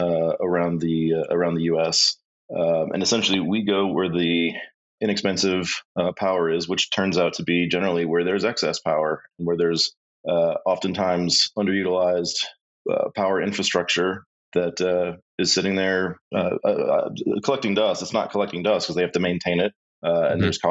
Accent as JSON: {"language": "English", "region": "Texas", "country": "United States", "tie": "born or raised there", "also_born_or_lived": "Austin", "said": "I grew up in Texas, born here, so Texas boy all the way through"}